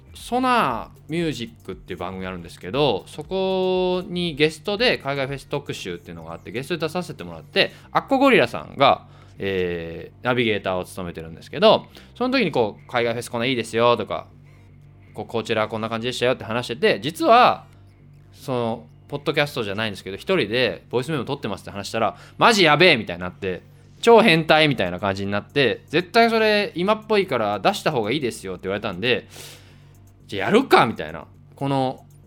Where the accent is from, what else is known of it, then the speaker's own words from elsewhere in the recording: Kansai, Hyogo, Japan; もともと僕、関西出身で